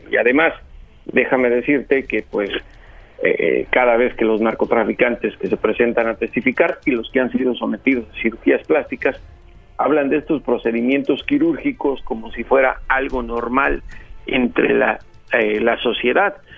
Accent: Mexico; en México, en mi país

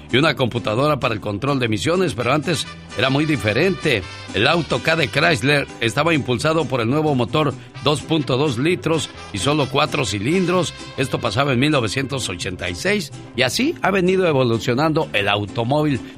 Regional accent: Tabasco, Mexico; moved away; Porque un día salí de Tabasco pero Tabasco nunca salió de mí.

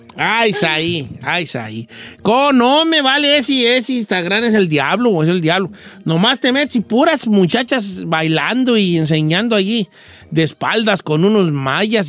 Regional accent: La Sauceda, Michoacán, Mexico; moved away; en mi pueblo, de donde, donde yo soy, el pueblo más bonito del mundo, la Sauceda de Michoacán

